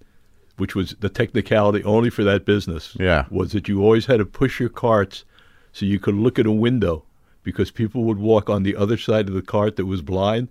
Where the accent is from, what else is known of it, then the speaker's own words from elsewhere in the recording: Oceanside, New York, United States; moved away; I was from Oceanside, Long Island.